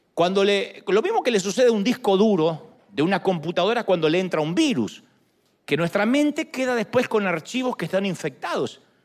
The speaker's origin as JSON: {"language": "Spanish", "country": "Argentina", "tie": "born or raised there", "moved": "yes", "said": "Era la idea que yo tenía en Argentina. De niño"}